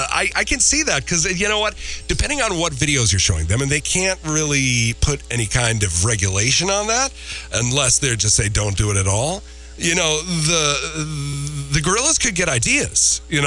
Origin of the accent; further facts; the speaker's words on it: Minnesota, United States; moved away; my home state. I'm not proud of it. Minnesota